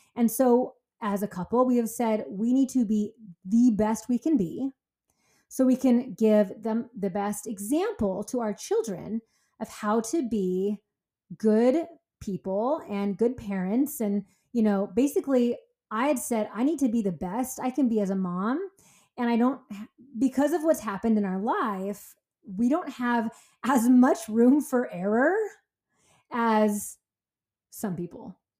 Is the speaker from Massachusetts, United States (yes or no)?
no; California, United States; I'm from California